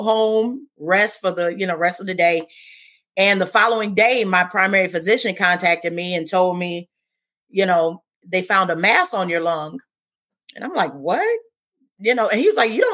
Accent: Cleveland, Ohio, United States; I was born and raised in Cleveland, Ohio. So I have been here my whole life

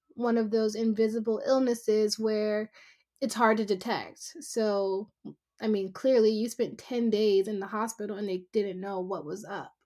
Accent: Silver Spring, Maryland, United States; having grown up in a suburb just outside of Washington, D C, called Silver Spring, Maryland

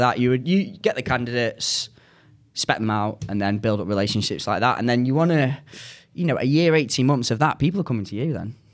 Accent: Manchester, North West England, United Kingdom; accent: northern; also born or lived in United States; I'm from Manchester

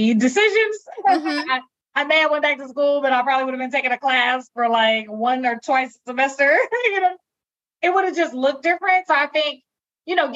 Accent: Milwaukee, Wisconsin, United States; moved away as an adult; also born or lived in Hampton, Virginia; I came back home to my hometown of Milwaukee, Wisconsin

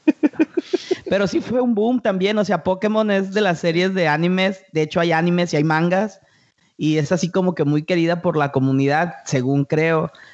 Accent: Mexico; a todos los que vivimos los noventas, la explosión del anime aquí en México

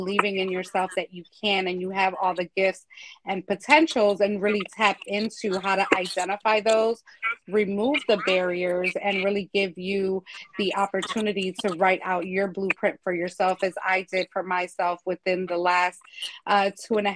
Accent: Chicago, Illinois, United States; moved away as an adult; now in Philadelphia, United States; originally from Chicago

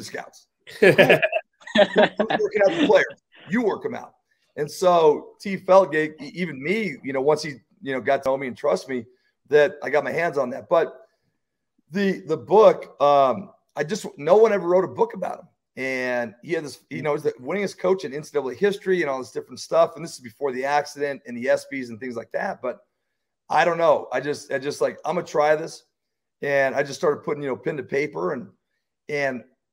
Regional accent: Colorado, United States; moved away; I'm from Colorado, my wife's from Wyoming, and so I got the chance to go back home with two kids

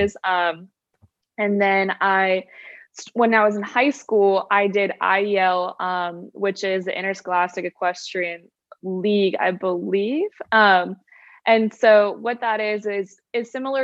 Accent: Orange County, California, United States; moved away as an adult; now in Savannah, United States; I am from Orange County, California.

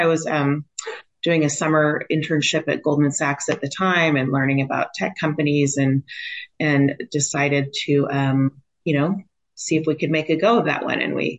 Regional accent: United States; moved away as an adult; now in Australia; I'm actually American. I split my time now between here and Australia.

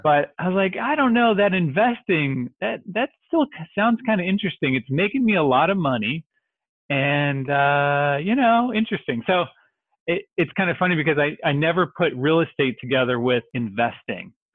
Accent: Dallas, Texas, United States; also born or lived in Dixon, Illinois; I grew up in North Dallas

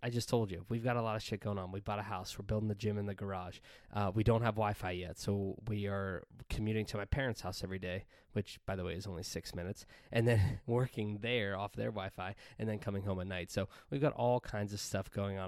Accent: Pennsylvania, United States; moved away as an adult; we recently relocated to Pennsylvania, back to my hometown

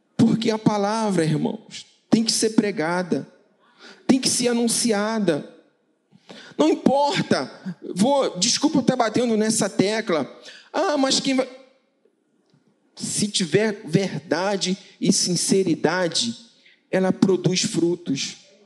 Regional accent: Paraíba, Brazil; eu sou paraibano

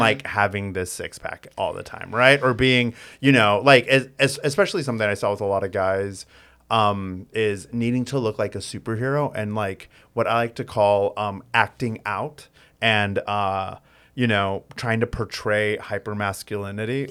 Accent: United States; I was born and raised in the United States, like, I grew up in this American culture

